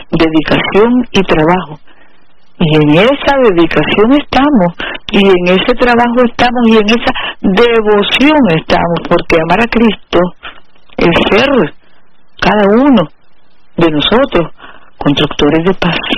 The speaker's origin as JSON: {"language": "Spanish", "country": "Nicaragua", "said": "aquí somos los nicaragüenses, hijos de Darío, hijos de Sandino"}